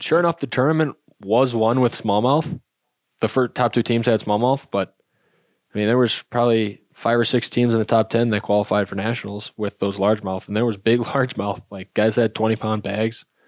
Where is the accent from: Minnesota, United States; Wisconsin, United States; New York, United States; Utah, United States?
Wisconsin, United States; I grew up in Wisconsin fishing smallmouth a ton